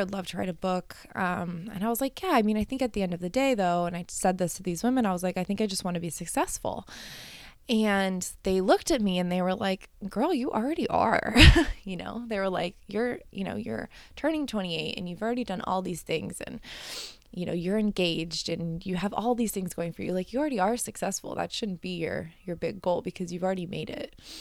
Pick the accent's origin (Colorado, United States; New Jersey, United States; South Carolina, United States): Colorado, United States; moved away; I grew up in Colorado